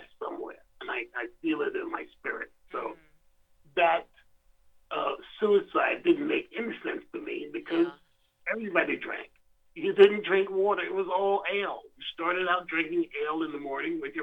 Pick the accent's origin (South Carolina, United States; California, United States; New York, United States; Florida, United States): South Carolina, United States; my own personal experience growing up in Jim Crow in South Carolina, going to schools segregated by law